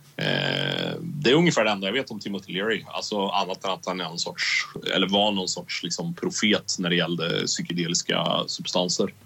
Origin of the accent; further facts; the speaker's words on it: Karlskoga, Örebro County, Sweden; min hemstad